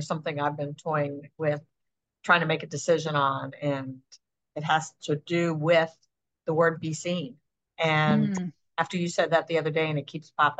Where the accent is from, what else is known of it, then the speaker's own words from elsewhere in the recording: Buffalo, New York, United States; born there; I was born in Buffalo, but he worked all over the country.